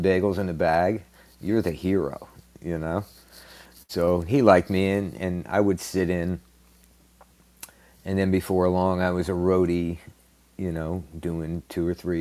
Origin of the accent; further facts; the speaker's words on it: Paterson, New Jersey, United States; now in Naples, United States; my hometown of Paterson, New Jersey